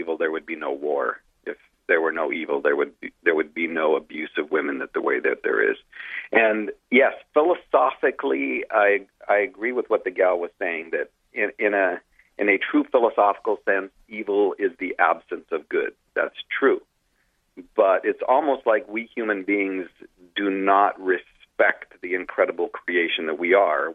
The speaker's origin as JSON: {"language": "English", "country": "Canada", "said": "I'm Canadian"}